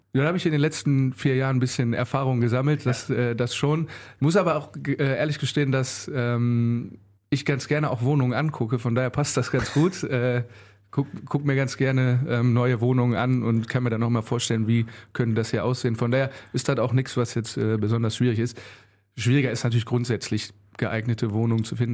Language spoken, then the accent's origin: German; Mettmann, North Rhine-Westphalia, Germany; also born or lived in Solingen; now in Wuppertal, Germany; bin dann in Mettmann groß geworden.